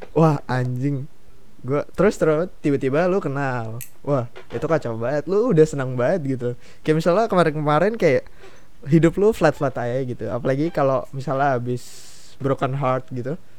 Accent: Balikpapan, East Kalimantan, Indonesia; daerah gua nih ke Balikpapan

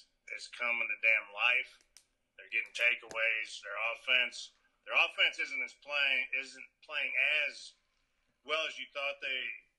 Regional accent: the Carolinas, United States; this is my home state.

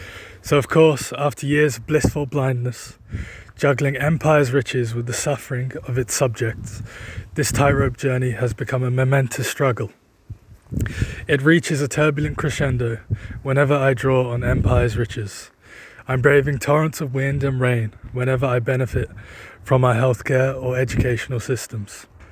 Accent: United Kingdom; accent: British; Born in Britain to Indian parents

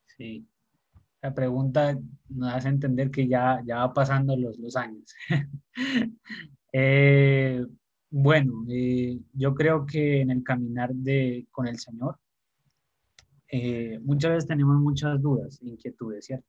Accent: Pasto, Nariño, Colombia; also born or lived in Bogotá; me crié en la ciudad de Pasto, aquí en Colombia, nací en Bogotá, pero me crié en Pasto

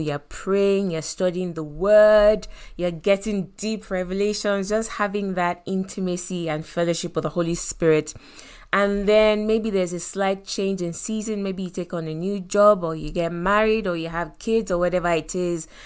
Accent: Lagos, Nigeria; African parents, you know, growing up in Lagos, Nigeria

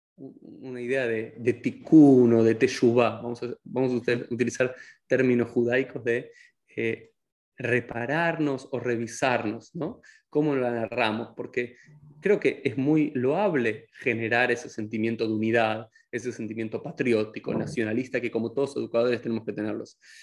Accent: Argentina; soy argentino

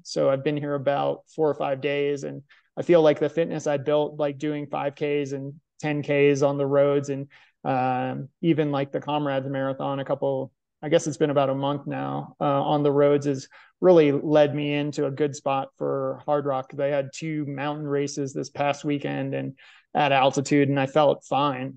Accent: Arlington, Virginia, United States; professional marathon and ultra marathon runner from Arlington, Virginia

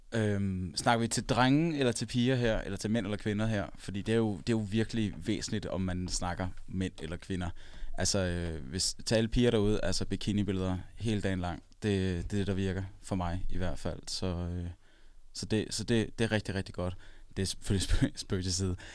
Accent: Copenhagen, Capital Region of Denmark, Denmark; så er jeg ikke fra Aarhus oprindeligt. Jeg er fra København

